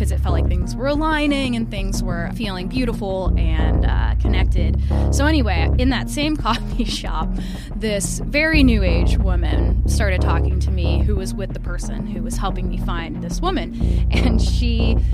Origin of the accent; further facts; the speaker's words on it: Seattle, Washington, United States; I'm from Seattle, Washington.